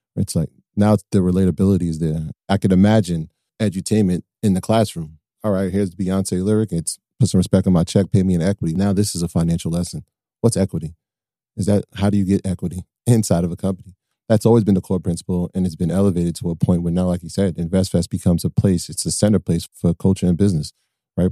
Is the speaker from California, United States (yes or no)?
no; Westchester, New York, United States; we're from Westchester